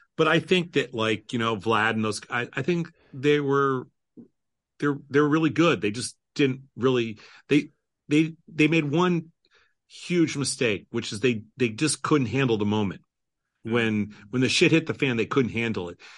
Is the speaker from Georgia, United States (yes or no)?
no; New York, United States; now in Chicago, United States; I come from New York. I grew up as a Mets fan.